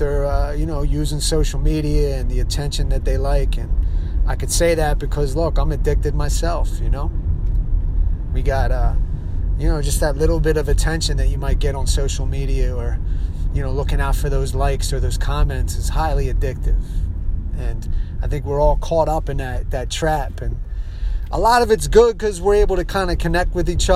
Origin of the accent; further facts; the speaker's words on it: Philadelphia, Pennsylvania, United States; I'm from Philadelphia